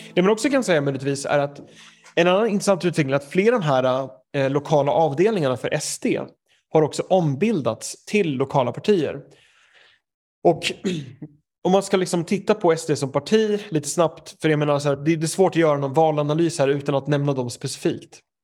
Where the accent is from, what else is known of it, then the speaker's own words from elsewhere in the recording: Knivsta, Uppsala County, Sweden; moved away as an adult; now in United Kingdom; jag är ju uppväxt i Knivsta